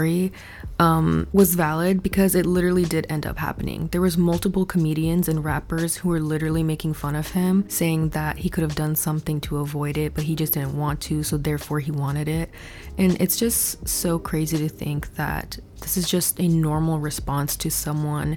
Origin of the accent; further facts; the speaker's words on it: Pacific Northwest, United States; growing up in the Pacific Northwest